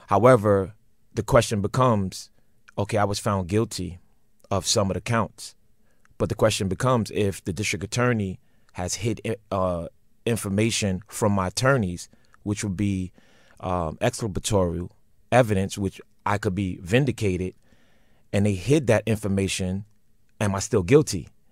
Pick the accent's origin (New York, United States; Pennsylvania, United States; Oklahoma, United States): New York, United States; New York City; I'm from Brooklyn